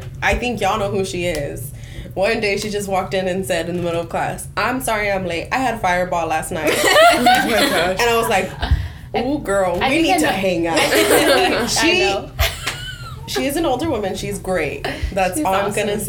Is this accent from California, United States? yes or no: yes; McFarland, California, United States; I'm from McFarland